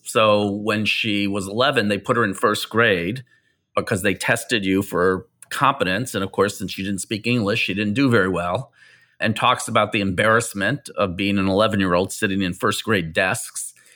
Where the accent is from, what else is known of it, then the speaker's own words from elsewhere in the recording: Chicago, Illinois, United States; accent: Midwestern; now in New York, United States; I grew up in Chicago